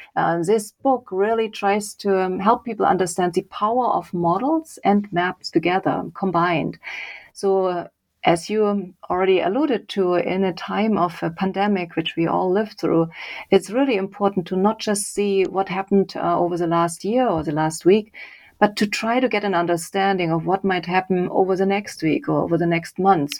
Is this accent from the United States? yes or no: no; Leipzig, Saxony, Germany; moved away; So I grew up in Germany. I did an engineering degree um, in Leipzig, my hometown